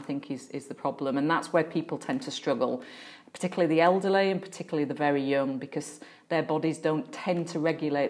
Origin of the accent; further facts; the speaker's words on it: Yorkshire and the Humber, United Kingdom; I was growing up in Yorkshire and I was probably about seven at the time.